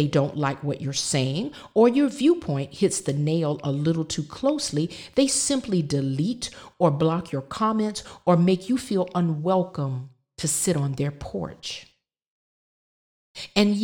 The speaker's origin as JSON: {"language": "English", "region": "the South", "country": "United States", "tie": "born or raised there", "said": "growing up in the South"}